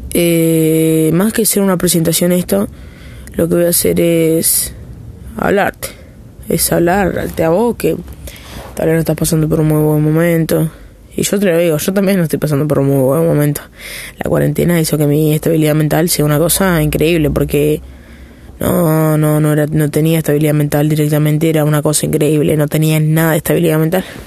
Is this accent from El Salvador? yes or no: no; Argentina; soy de Argentina